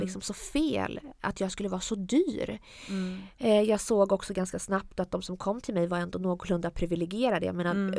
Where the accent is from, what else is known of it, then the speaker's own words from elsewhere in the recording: Jönköping, Jönköping County, Sweden; also born or lived in Piteå / Iran; Vi flyttade från Piteå där när jag var runt 9-10 och hamnade i Jönköping